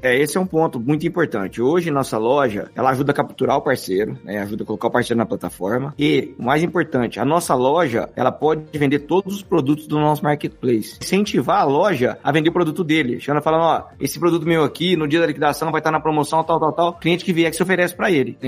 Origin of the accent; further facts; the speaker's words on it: Franca, São Paulo, Brazil; passei, passei minha infância na lojão lá em Franca